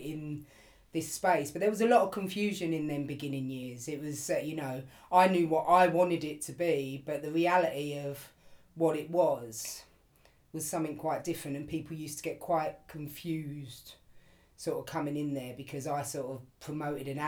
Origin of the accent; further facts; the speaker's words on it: London, United Kingdom; I grew up in Pimlico, still live in Pimlico now.